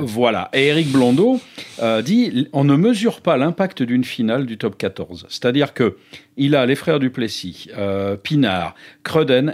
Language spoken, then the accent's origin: French; La Rochelle, Nouvelle-Aquitaine, France; moi, venant de La Rochelle